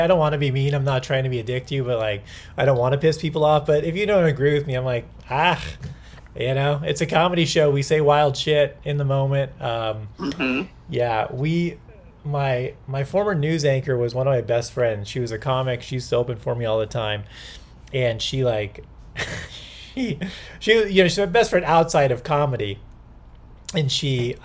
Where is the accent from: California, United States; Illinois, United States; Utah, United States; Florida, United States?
California, United States; Long Beach; also born or lived in Anaheim; I was actually born in Anaheim, but grew up in Long Beach